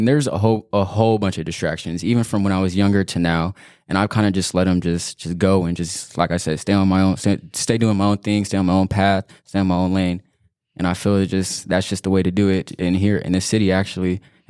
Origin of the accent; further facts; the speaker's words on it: Banning, California, United States; I've been in Banning since I was like 2 years old. I went to Central, and then I went to Hemmerling and Nicolette. And Banning, I mean, it's been fine. I mean, it's just a small town, nothing crazy.